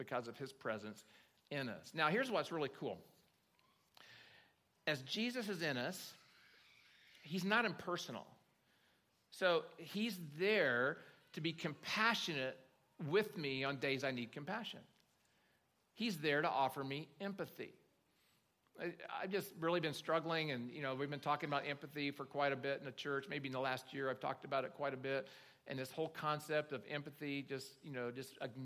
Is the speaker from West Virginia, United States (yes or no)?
no; Oklahoma, United States; I grew up in Oklahoma